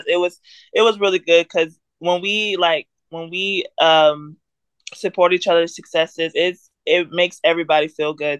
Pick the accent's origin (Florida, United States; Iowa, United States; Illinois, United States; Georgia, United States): Georgia, United States; Villa Rica; also born or lived in Kentucky; I'm from Villarica, Georgia